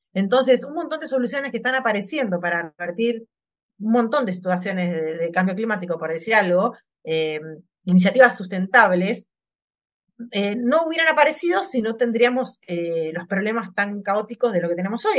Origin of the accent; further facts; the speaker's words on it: Mar del Plata, Buenos Aires Province, Argentina; yo nací en Mar de Plata, que es una ciudad costera